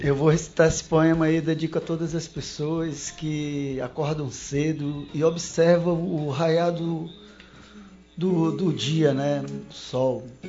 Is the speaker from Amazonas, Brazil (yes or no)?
yes; Fonte Boa, Amazonas, Brazil; now in Manaus, Brazil; são histórias lá do interior onde eu nasci, são, tem histórias ribeirinhas